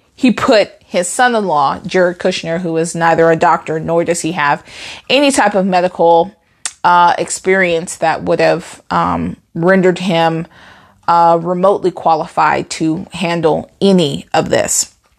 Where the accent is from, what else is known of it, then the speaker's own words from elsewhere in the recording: United States; as an American, as a proud American